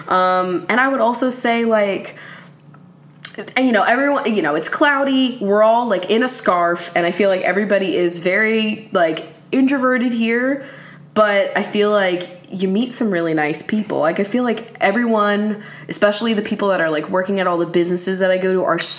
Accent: Reading, Pennsylvania, United States; I'm from Pennsylvania too, Reading, and I want to move to Washington after I graduate from college.

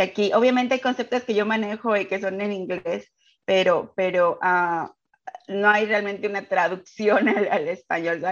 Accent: Mexico City, Mexico; moved away as an adult; now in United States; soy de la Ciudad de México y emigré a Estados Unidos hace 12 años

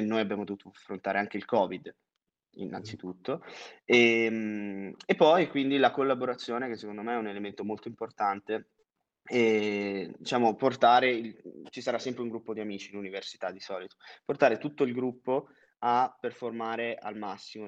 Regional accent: Monza, Lombardy, Italy; moved away as an adult; also born or lived in France / Singapore / London; ho 23 anni, vengo originariamente da Monza.

